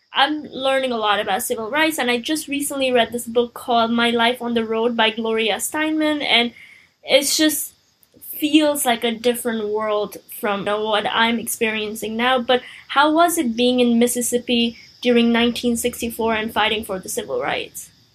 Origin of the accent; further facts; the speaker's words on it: Nepal; now in United States; I came to America n- almost nine years ago. I'm from Nepal